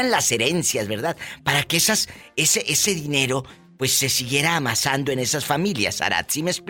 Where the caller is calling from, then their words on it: Monterrey, Nuevo León, Mexico; De Monterrey